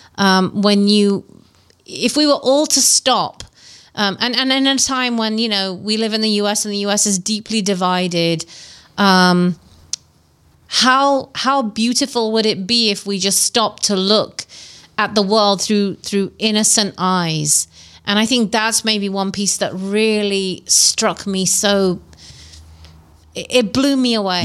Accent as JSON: {"language": "English", "region": "England", "country": "United Kingdom", "tie": "born or raised there", "said": "nostalgia of growing up in England"}